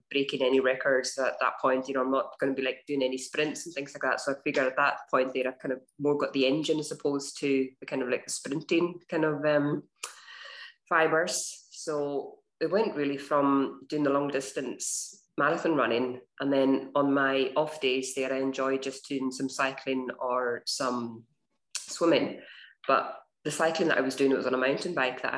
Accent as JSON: {"language": "English", "town": "Stornoway", "region": "Scotland", "country": "United Kingdom", "tie": "born or raised there", "also_born_or_lived": "Glasgow", "moved": "as an adult", "said": "I grew up in the Western Isles in Stornoway."}